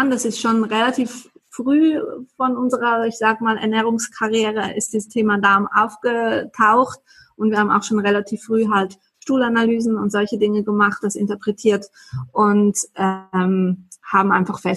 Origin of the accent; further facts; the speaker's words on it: Basel, Basel-Stadt, Switzerland; ich komme aus Basel in der Schweiz.